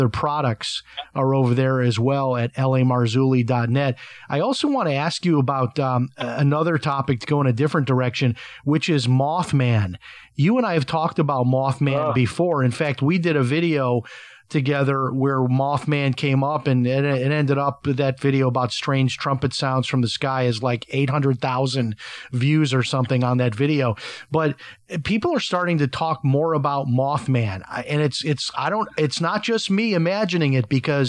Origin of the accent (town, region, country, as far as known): Chicago, Illinois, United States